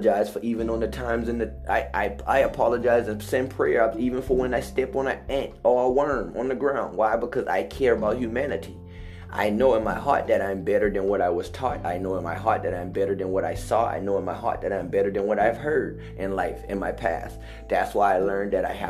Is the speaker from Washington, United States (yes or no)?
no; Hollywood, South Carolina, United States; also born or lived in Charleston, South Carolina; I came from Hollywood, South Carolina